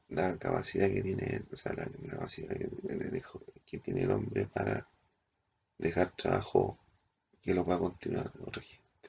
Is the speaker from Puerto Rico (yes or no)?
no; Easter Island, Valparaíso, Chile; venimos del Isla de Pascua